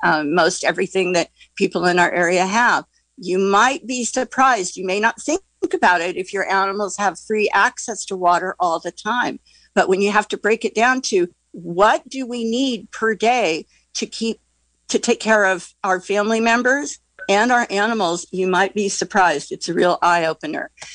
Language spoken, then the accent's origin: English; Central Sierras, California, United States; now in Glen Ellen, United States; I grew up in the Central Sierras